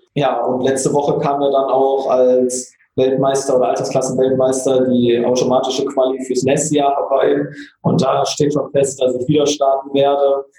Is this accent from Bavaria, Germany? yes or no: no; Oberhausen, North Rhine-Westphalia, Germany; bei uns in Oberhausen